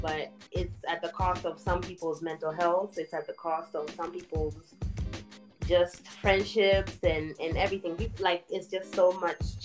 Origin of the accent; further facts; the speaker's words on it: Kenya; now in United States; we are both Kenyan